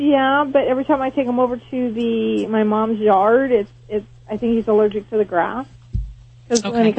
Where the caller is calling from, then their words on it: California, United States; We are calling from California.